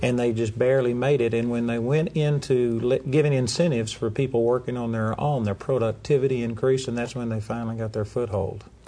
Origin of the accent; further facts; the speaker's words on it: United States; I'm an American and I'm proud of it